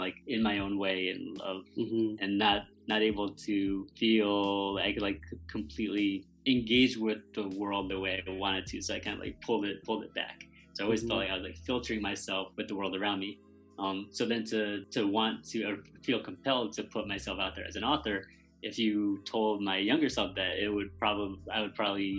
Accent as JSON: {"language": "English", "town": "Middletown", "region": "Connecticut", "country": "United States", "tie": "born or raised there", "said": "I was born in Connecticut"}